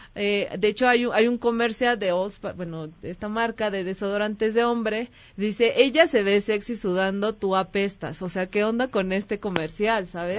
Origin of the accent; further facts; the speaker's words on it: Mexico; soy mexicana